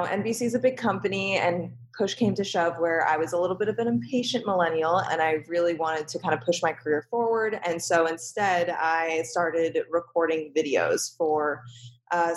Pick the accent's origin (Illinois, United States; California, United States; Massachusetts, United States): Massachusetts, United States; Boston; moved away as an adult; also born or lived in New York City; I was born and raised in Boston, Massachusetts, and I moved to New York City to attend college